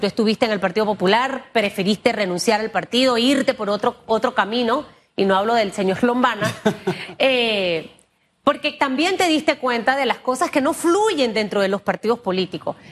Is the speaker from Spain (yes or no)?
no; Panama; yo como panameña